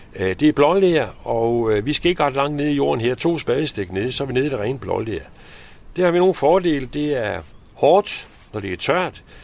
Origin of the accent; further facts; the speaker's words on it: Copenhagen, Capital Region of Denmark, Denmark; moved away as an adult; now in Nørre Lyngby, Denmark; jeg er opvokset med som, som ung i København